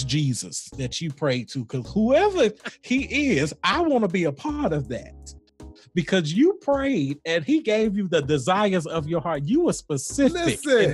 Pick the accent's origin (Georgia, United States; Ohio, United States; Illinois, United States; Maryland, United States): Georgia, United States; Atlanta; that's where I was born and raised